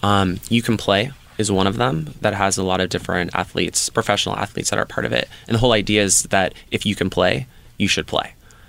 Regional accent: San Francisco, California, United States; moved away as an adult; now in Los Angeles, United States; I'm from the San Francisco

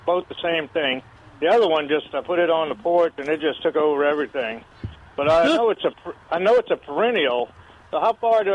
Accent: New Orleans, Louisiana, United States; now in San Antonio, United States; I grew up in Louisiana and New Orleans

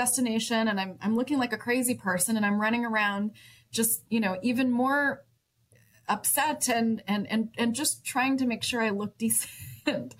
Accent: Dallas-Fort Worth area, Texas, United States; now in Austin, United States; I'm born and raised Texan. I grew up in the Dallas-Fort Worth area

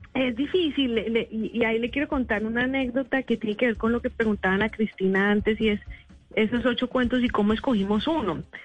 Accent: Colombia; moved away as an adult; yo soy colombiana, mi familia está en Colombia

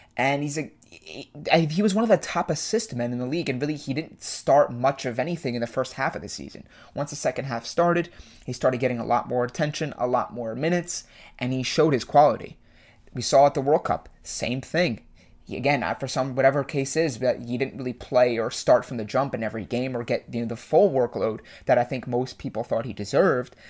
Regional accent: United States; as an American sports fan

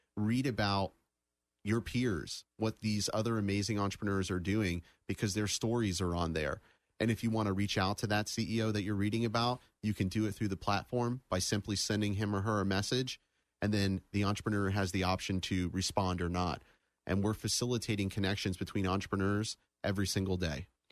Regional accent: Daytona Beach, Florida, United States; I was born and raised in the Daytona Beach area

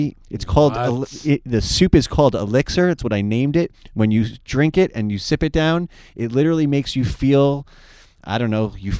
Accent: New York, United States; moved away; I am from New York.

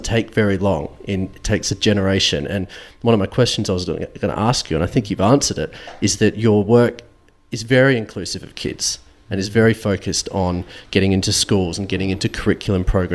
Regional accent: North Carolina, United States; I grew up in North Carolina in America

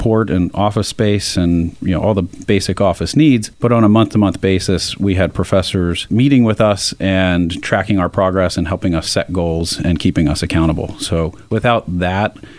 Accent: Malvern, Pennsylvania, United States; I grew up in Malvern, Pennsylvania

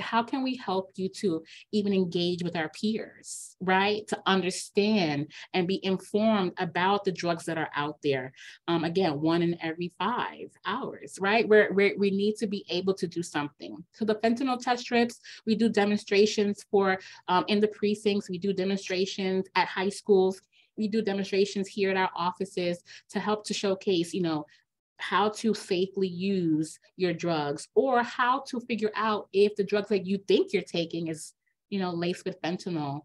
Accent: New York City, New York, United States; I grew up here in New York right? I'm a city kid

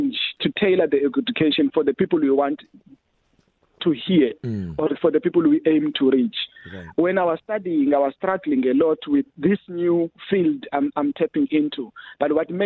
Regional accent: Ngqabarha, Eastern Cape, South Africa; also born or lived in Khayelitsha, Cape Town; now in Cape Town, South Africa; the forest I grew up in Ngqabarha back at home

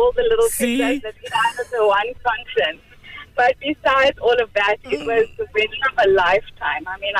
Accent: Pretoria, Gauteng, South Africa; So, I'm originally from Pretoria.

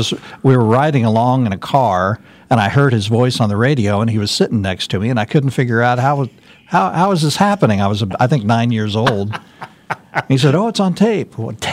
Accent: Kansas City, United States; moved away as an adult; also born or lived in Garden City, Kansas; now in Wichita, United States; I grew up in the Kansas City area

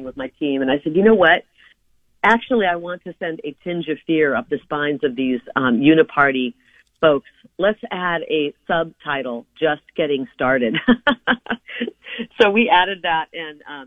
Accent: Iowa, United States; now in Arizona, United States; I'm from Iowa. I was born in, I was raised in Iowa, family of nine.

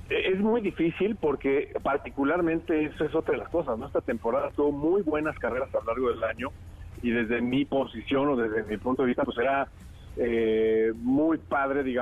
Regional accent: Mexico; a nosotros como mexicanos y como aficionados al automovilismo eso nos llena, ¿no?

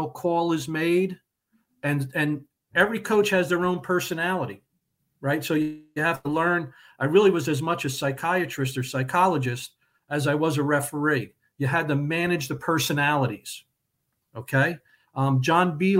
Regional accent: Middlesex, New Jersey, United States; I grew up in Middlesex. I'm a Central Jersey guy all my life.

